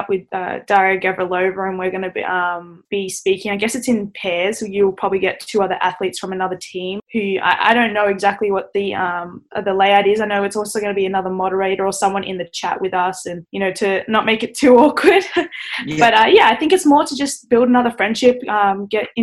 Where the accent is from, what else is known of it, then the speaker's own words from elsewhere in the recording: Australia; being Australian